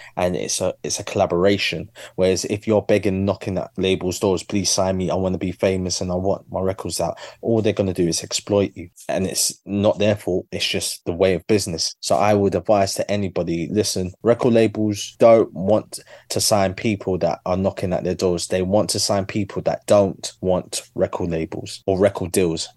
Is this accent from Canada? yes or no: no; London, United Kingdom; my journey as a Londoner